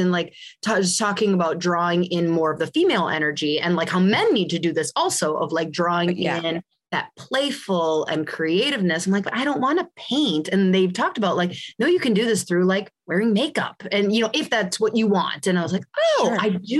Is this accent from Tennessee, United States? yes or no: no; California, United States; I'm born in 86, you know? And so like I said, I grew up in Southern California.